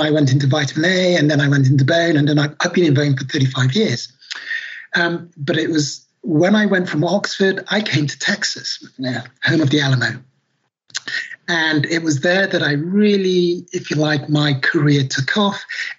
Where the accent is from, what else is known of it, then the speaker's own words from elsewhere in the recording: Nigeria; also born or lived in London; So I'm Black British. Obviously, people can't see me. I was born in London many years ago now. And my father is Nigerian and my mother's Irish. And we, when I was 12 months old, went back to Nigeria.